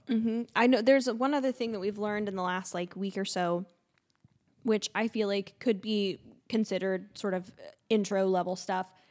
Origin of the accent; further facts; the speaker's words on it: central Illinois, United States; being from, uh, central Ill, central Illinois.